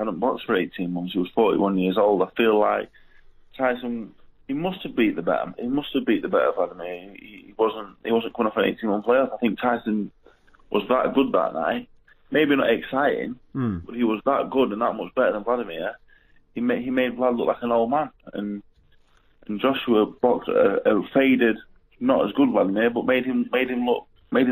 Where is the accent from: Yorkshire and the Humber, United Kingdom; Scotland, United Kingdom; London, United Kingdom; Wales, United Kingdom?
Yorkshire and the Humber, United Kingdom; Doncaster; from Doncaster